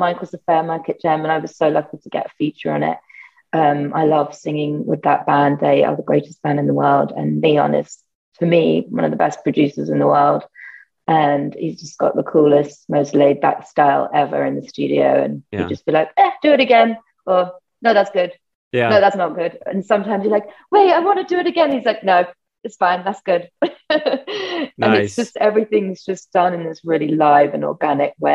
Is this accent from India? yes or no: no; United Kingdom; accent: British; also born or lived in France / Spain; now in Brooklyn, United States; I have a British accent